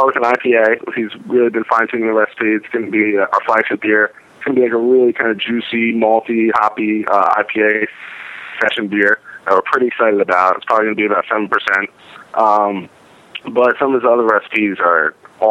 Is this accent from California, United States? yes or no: no; Westfield, New Jersey, United States; we were born and raised in Union County in Westfield